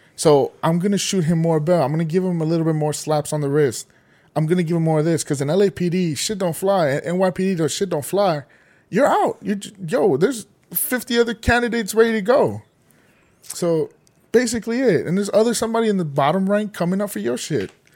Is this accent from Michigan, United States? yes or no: no; Los Angeles, California, United States; I grew up in Silver Lake and where I live at, part of Silver Lake